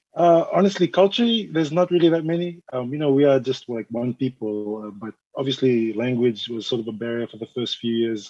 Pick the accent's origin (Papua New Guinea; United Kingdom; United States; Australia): Papua New Guinea; Mount Hagen, Western Highlands; now in Suva, Fiji; I'm from Papua New Guinea originally. My father's from there. Um, I'm from the Highlands, uh, Mount Hagen.